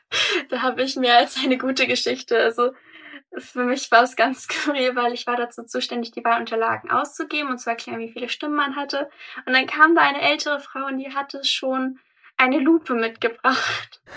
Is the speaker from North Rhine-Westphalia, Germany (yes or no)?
no; Hamburg, Germany; ich bin 18 und ich komme aus Harburg